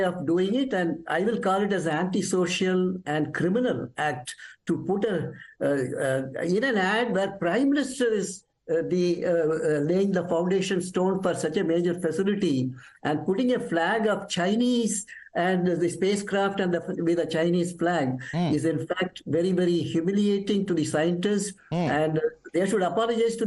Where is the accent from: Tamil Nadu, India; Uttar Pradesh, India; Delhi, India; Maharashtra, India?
Tamil Nadu, India; I hail incidentally from Tamil Nadu